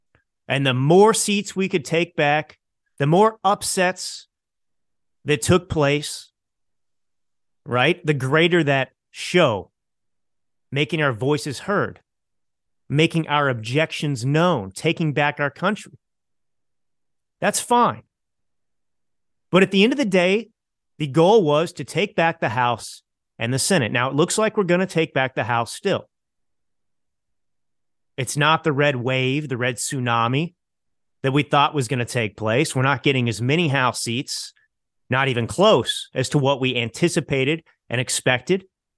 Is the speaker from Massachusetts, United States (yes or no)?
no; Dallas, Texas, United States; Now, look, I grew up in Dallas, Texas. That's where I was born and raised. Now, I live in the communist state of California.